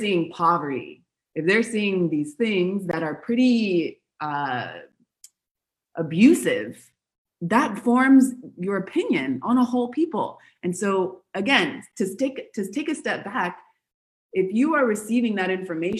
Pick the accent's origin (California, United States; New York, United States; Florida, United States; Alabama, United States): California, United States; Los Angeles; moved away as an adult; also born or lived in Buenos Aires, Argentina / Patagonia; now in Argentina; I'm from Los Angeles and I also studied theater and film